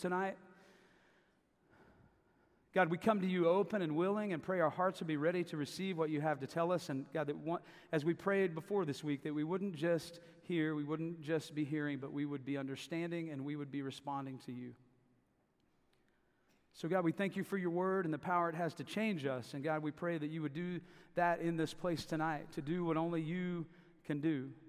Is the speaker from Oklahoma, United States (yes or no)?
yes; Davis, Oklahoma, United States; also born or lived in Tulsa, Oklahoma / Mexico City, Mexico; I grew up in Davis, Oklahoma, just down the hill.